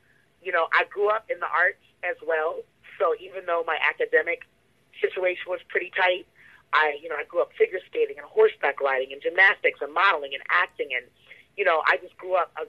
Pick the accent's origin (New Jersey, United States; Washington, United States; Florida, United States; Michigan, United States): New Jersey, United States; growing up in New Jersey